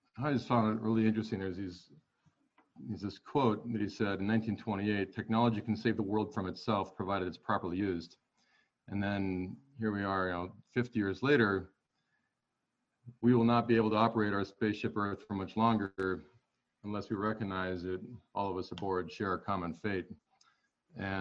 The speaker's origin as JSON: {"language": "English", "region": "Montana", "country": "United States", "tie": "born or raised there", "also_born_or_lived": "Los Angeles", "said": "I grew up in Montana and I'm here again. I took a little stint in Los Angeles for about 9 years."}